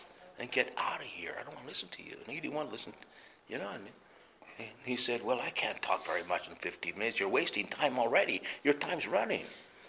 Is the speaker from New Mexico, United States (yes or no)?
yes; New Mexico, United States; also born or lived in Arizona; because we're from New Mexico. And over there, it's a hunting state. And we had a lot of guns. Because people, we lived off the land, you know.